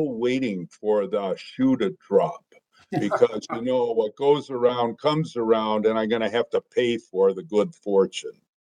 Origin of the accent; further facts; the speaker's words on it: Green Bay, Wisconsin, United States; I grew up in Green Bay, Wisconsin